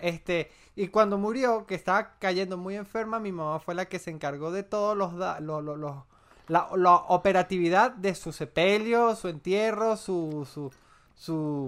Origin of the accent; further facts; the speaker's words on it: Andes, Venezuela; soy andino por mi forma de ser